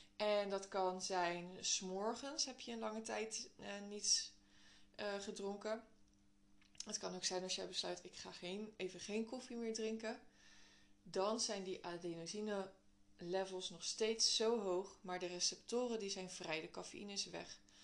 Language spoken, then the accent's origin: Dutch; Netherlands; wij als Nederlanders